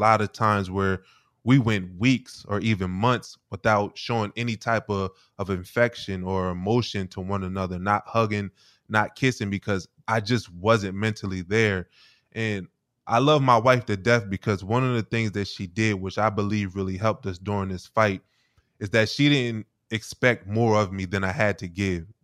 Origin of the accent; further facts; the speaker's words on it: Wilmington, Delaware, United States; I grew up in Wilmington, Delaware